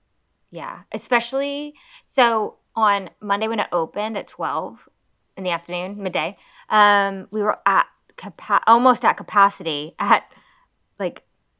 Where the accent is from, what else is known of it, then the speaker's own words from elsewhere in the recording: United States; now in United Kingdom; I'm American.